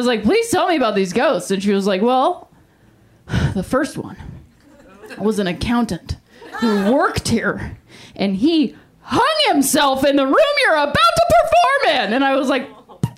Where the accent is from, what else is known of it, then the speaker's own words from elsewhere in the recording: Ohio, United States; moved away as an adult; also born or lived in Indiana; I'm from Ohio, and then I lived in Indiana.